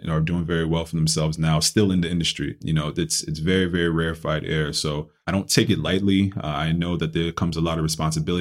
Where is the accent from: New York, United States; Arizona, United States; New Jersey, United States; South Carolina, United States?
New York, United States; New York City; also born or lived in Ghana; I grew up in the Bronx, New York